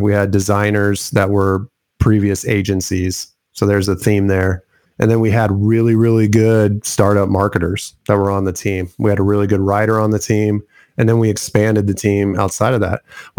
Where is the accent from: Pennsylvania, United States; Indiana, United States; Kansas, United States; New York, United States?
Indiana, United States; I am from Indiana